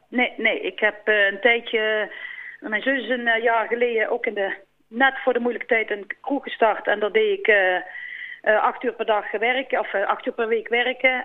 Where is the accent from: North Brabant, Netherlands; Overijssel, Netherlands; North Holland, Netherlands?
North Brabant, Netherlands; Volkel; Ik kom eigenlijk eh, van Volkel